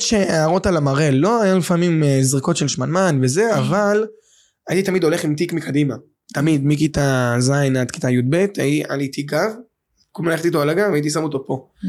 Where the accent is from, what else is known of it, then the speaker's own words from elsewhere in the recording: Bat Yam, Tel Aviv District, Israel; גדלתי בבת ים